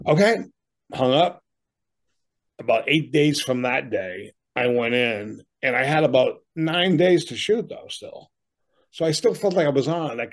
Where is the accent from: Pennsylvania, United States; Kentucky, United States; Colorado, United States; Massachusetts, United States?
Massachusetts, United States; Boston; now in Amherst, New Hampshire, United States; I grew up in Boston as a younger person